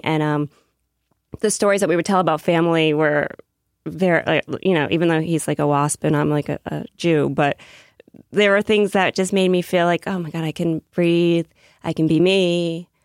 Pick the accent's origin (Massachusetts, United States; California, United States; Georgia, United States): Massachusetts, United States; now in New York, United States; I'm from Massachusetts